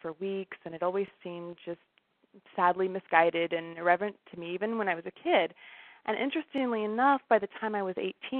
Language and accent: English; Washington, United States; also born or lived in Seattle; I'm from the Northwest originally. I was born in Seattle, but primarily raised in a small university town which was surrounded by farmland, and it's actually in eastern Washington State.